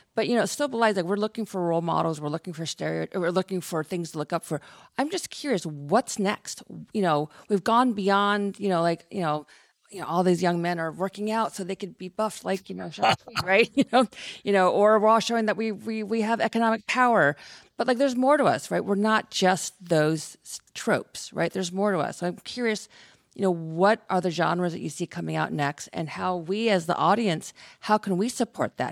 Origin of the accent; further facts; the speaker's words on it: California, United States; moved away as an adult; also born or lived in East Coast; as an Asian American growing up in California and then going to college on the East Coast